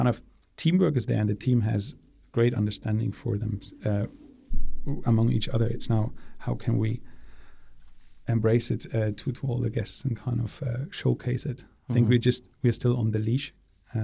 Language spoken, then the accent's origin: English; Berlin, Germany; moved away as an adult; also born or lived in Singapore; born and raised in Berlin